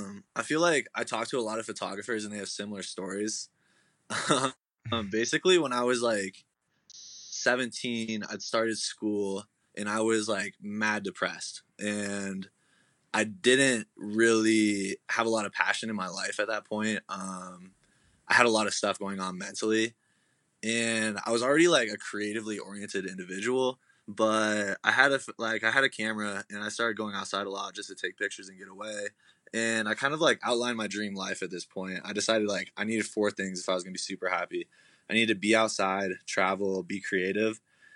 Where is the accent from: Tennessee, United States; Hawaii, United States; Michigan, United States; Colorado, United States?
Colorado, United States; moved away as an adult; also born or lived in Oregon; So I'm originally from Colorado, super small town. After I graduated high school, I moved to Oregon to go to college.